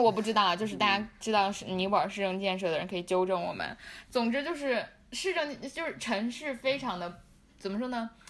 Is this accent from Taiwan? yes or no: no; Lhasa, Tibet, China; 我们拉萨人是有钱人